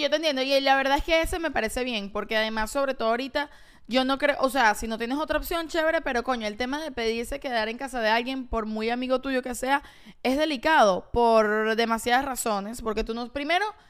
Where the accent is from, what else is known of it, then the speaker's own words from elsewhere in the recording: Venezuela; moved away; somos venezolanos